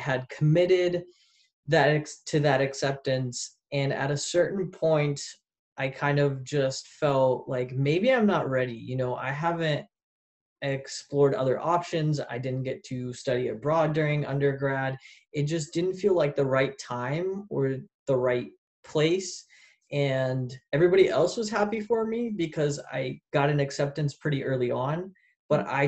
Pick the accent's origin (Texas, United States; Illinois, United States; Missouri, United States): Missouri, United States; St. Louis; moved away as an adult; also born or lived in Poland / Paris; now in Arizona, United States; I'm originally from St. Louis, Missouri. So I'm from the Midwest